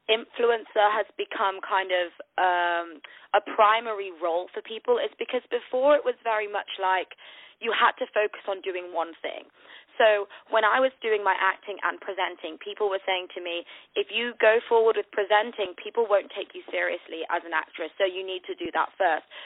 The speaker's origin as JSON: {"language": "English", "town": "Manchester", "region": "North West England", "country": "United Kingdom", "lives_now": "London, United Kingdom", "said": "I live in London, but I'm actually from the north of the UK in a place called Manchester. So I've lost my accent though, um, but I'm a northerner."}